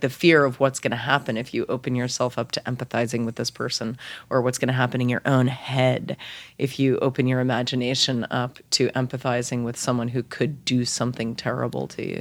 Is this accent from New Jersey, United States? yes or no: no; Lexington, Massachusetts, United States; also born or lived in Boston; I grew up in Lexington